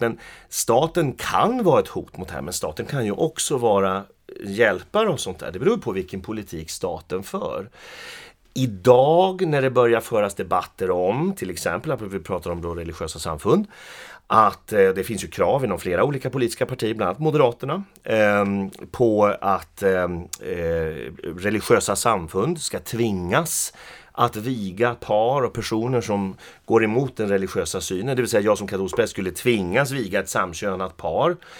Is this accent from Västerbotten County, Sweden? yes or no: yes; Skellefteå, Västerbotten County, Sweden; also born or lived in Arvidsjaur; Jag är ju född i Arvidsjaur. Men jag flyttade till, eller jag blev flyttad av mina föräldrar då till Skellefteå när jag var fem år. Så jag är uppvuxen i Skellefteå